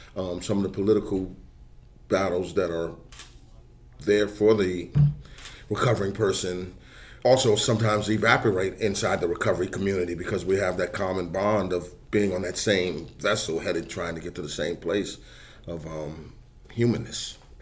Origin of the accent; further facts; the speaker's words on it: New York City, New York, United States; now in North Carolina, United States; I grew up in New York, 70s. I was in high school, early 70s